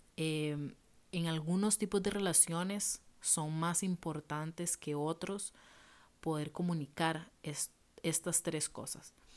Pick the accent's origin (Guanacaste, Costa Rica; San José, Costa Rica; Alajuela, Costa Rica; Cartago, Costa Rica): Guanacaste, Costa Rica; Liberia; moved away as an adult; now in Heredia, Costa Rica; yo crecí y viví en Liberia em, y me vine a vivir Heredia